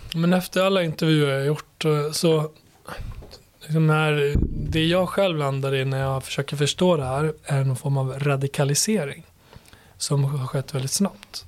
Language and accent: Swedish; Borlänge, Dalarna County, Sweden; moved away as an adult; also born or lived in Kosovo; now in Stockholm, Sweden; Och i Borlänge växte jag upp. Ja. Och, eh, född i Kosovo, kom hit som sjuåring till Borlänge där jag växte upp